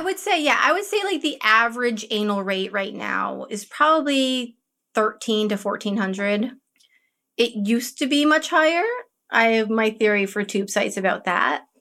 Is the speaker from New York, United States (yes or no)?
yes; Woodstock, New York, United States; I grew up near near Woodstock, New York, in the middle